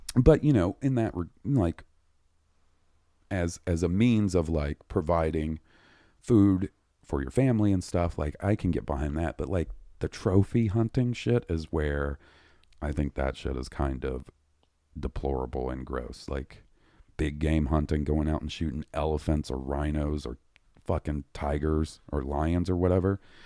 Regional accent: the South, United States; we grew up in the South

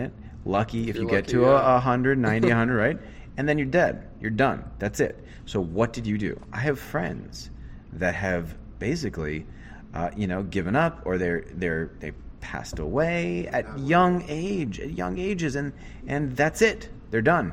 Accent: Los Angeles, California, United States; moved away; also born or lived in Glendale, California; Originally born and raised in beautiful Los Angeles, California.

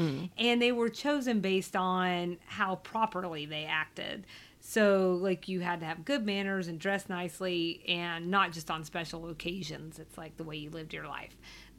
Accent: the South, United States; accent: Southern; my Southern accent

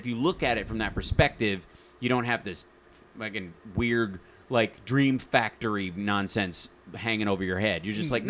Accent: Kentucky, United States; also born or lived in Cincinnati, Ohio

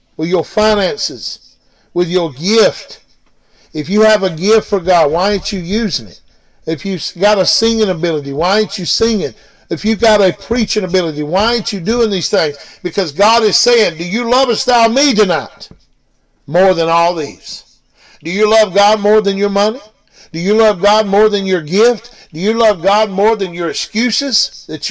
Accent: Blue Ridge, Georgia, United States; We're from Blue Ridge, Georgia

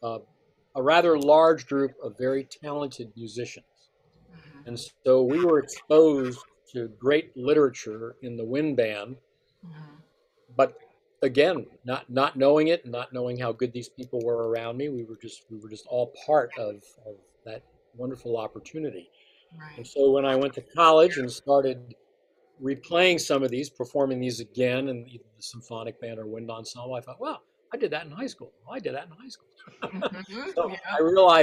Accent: Easton, Pennsylvania, United States; also born or lived in Bethlehem, Pennsylvania; I'm a Pennsylvanian. I was born in Easton, Pennsylvania, in the Lehigh Valley area, and was a product of public education there for my first 10 years, and then after my father remarried, we moved to Bethlehem

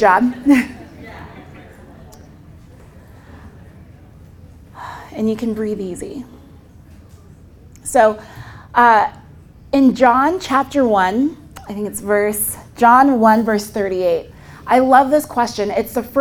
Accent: Southern California, United States; I'm originally from Southern California, and we're just kind of lazy with our words

